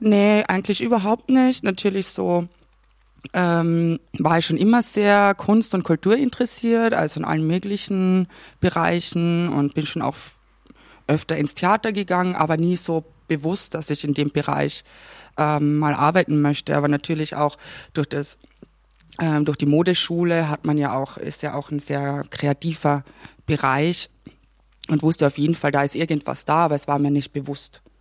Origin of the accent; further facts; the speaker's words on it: Klagenfurt, Carinthia, Austria; accent: Carinthian; moved away; Ich komme ja aus Kärnten, aus Klagenfurt.